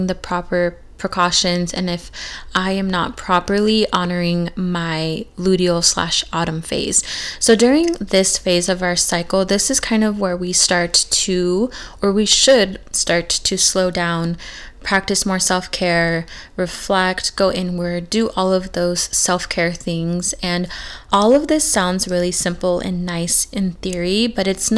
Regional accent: California, United States; moved away; the exact same town that I grew up in back in California

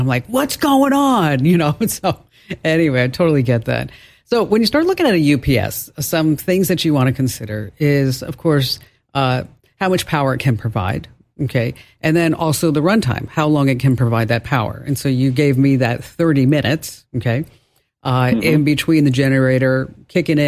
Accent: New York, United States; accent: New York; my New York accent

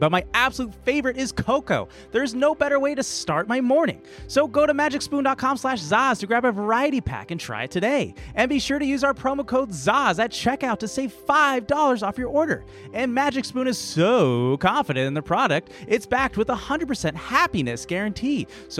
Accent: the Bay Area, California, United States; I'm from the Bay

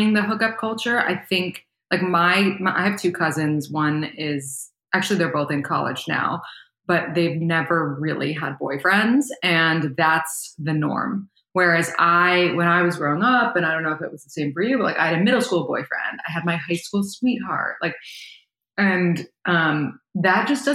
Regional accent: New York City, New York, United States; I was born and raised in New York City.

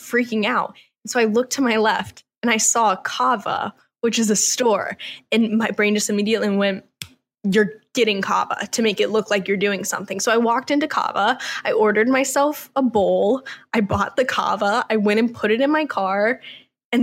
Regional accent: Georgia, United States; now in Los Angeles, United States; I grew up in Georgia

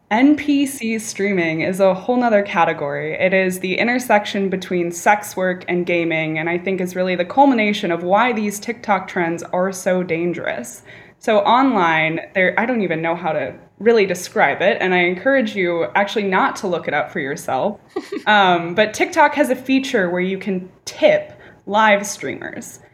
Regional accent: California, United States; California, my home state

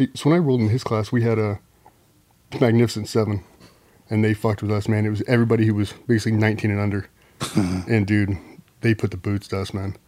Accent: Chesapeake, Virginia, United States; also born or lived in San Diego, California; Chesapeake, Virginia. So moved uh, from San Diego to Chesapeake when I was four.

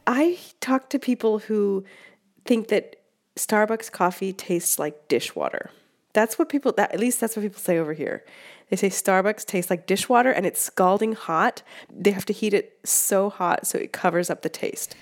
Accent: West Coast, United States; now in Rome, Italy; I'm from the West Coast and I love the West Coast

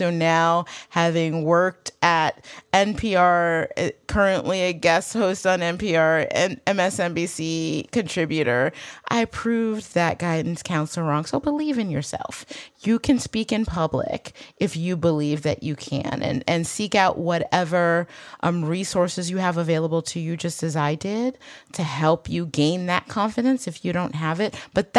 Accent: Michigan, United States; accent: Michigan; I also got rid of my Michigan accent.

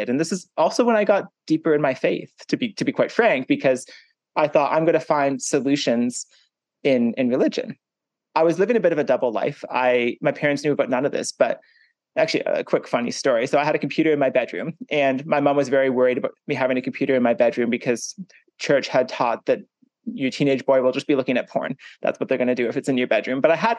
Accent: Hanover, Ontario, Canada; also born or lived in Toronto, Ontario; I grew up in a small farming town in Ontario in Canada. It's called Hanover and it has 7,000 people

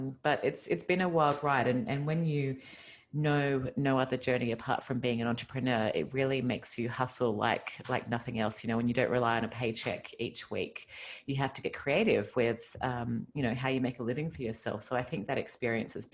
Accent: Australia; accent: Australian; moved away as an adult; now in Los Angeles, United States; you might have heard from my accent that I'm originally Australian. I moved to California 5 years ago.

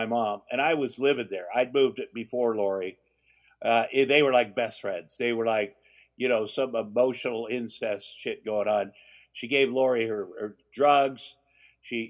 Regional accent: Ottumwa, Iowa, United States; moved away; my hometown of Ottumwa, Iowa

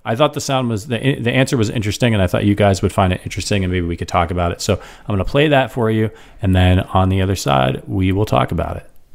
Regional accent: Ohio, United States; also born or lived in Wisconsin; now in Chicago, United States; I'm not from Kansas City. I grew up in Ohio

